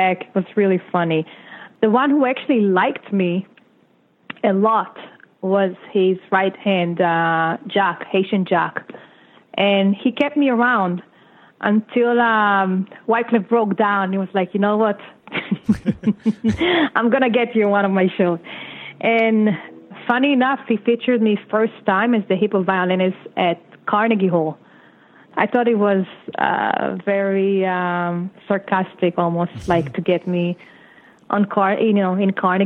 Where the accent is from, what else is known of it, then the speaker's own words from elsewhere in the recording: Israel; English is a second language; moved away as an adult; now in United States; I was kind of a rookie in this country. I came here from Israel. My English was like me no English.